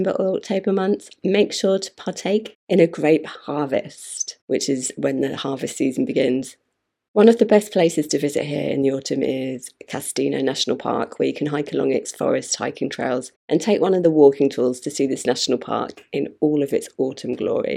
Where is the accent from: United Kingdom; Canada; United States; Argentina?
United Kingdom; Being a Brit